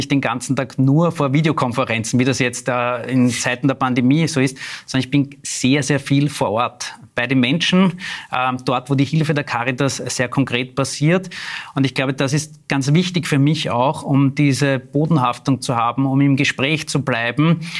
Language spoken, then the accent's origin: German; Klosterneuburg, Lower Austria, Austria; also born or lived in Vienna; ich bin in Wien geboren, im 16. Bezirk im Wilhelminenspital, aber ich lebe seit meiner jüngsten Kindheit in Klosterneuburg